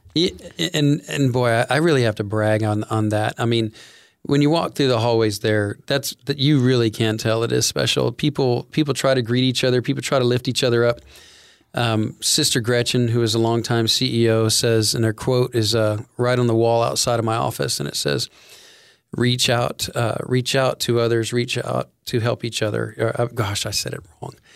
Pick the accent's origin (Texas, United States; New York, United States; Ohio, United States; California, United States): Texas, United States; Bryan; I'm from Bryan